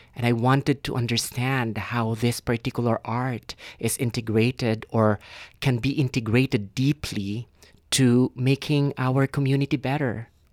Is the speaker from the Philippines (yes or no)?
yes; Philippines; moved away as an adult; now in Canada; I was born and raised in the Philippines